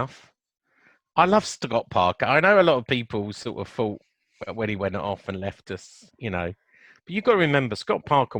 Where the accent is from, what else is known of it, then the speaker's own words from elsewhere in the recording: Chessington, London, United Kingdom; born there; And funny enough, I think I told you I was born in Chessington.